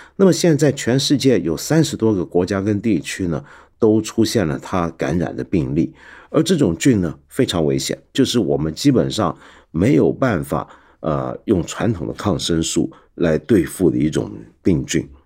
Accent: Taiwan; moved away as an adult; also born or lived in mainland China; 我们在台湾长大的小孩

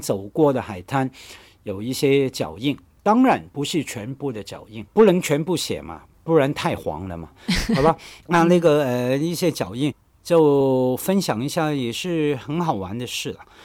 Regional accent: Hong Kong; accent: Hong Kong-accented Mandarin (港普); Chinese is a second language; 我们在香港从小受教育，在我那个年代，很好玩的，你应该也知道哈，我们学校教育考试都可以用粤语来读唐诗、背唐诗等等，所以很习惯用粤语来读规范的汉语

